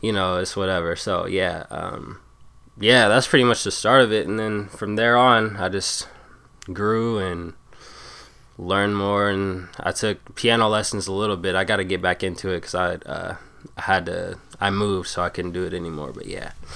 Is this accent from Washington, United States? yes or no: yes; Tacoma, Washington, United States; it's Tacoma. It's like a, a suburb of Seattle pretty much, thirty minutes